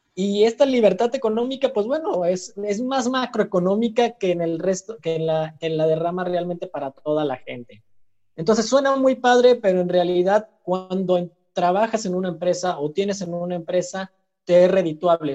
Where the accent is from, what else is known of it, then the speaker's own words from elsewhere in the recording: Mexico; also born or lived in Chile; soy de México